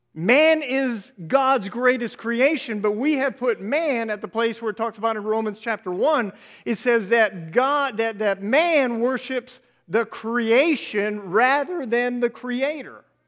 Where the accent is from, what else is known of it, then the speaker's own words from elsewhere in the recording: Nappanee, Indiana, United States; moved away; this is where me and my wife were both raised. Uh, we grew up in Napanee area